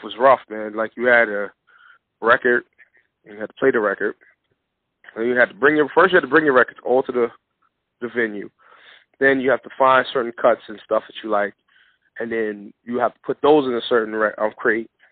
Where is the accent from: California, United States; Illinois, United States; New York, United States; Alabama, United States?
New York, United States; New York City; growing up in the Bronx